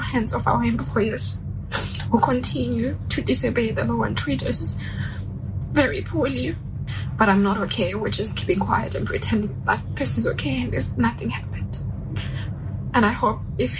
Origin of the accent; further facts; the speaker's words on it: South Africa; now in Shanghai, China; I'm from South Africa. I'm currently based in Shanghai, China